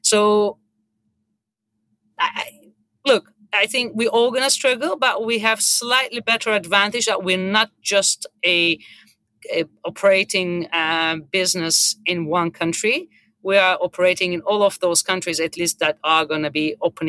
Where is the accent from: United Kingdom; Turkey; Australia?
Turkey; moved away as an adult; also born or lived in United States; I live, born and raised in Turkey. I went to the hospitality school in Turkey.